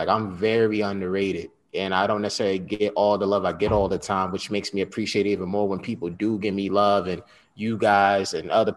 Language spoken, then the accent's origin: English; Westchester County, New York, United States; also born or lived in Bronx, New York; Proud Westchester County, New York native